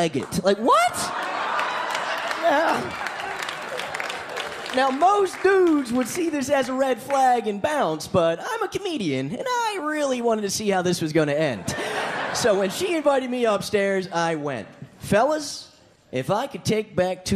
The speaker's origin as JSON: {"language": "English", "region": "New Jersey", "country": "United States", "said": "I'm a dirtbag from Jersey"}